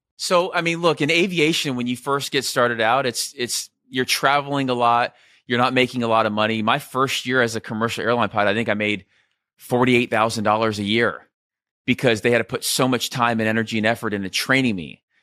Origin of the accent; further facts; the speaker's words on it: Scottsdale, Arizona, United States; also born or lived in Southern California; I was about ten years old, my parents split. Uh, I moved from Southern California to Scottsdale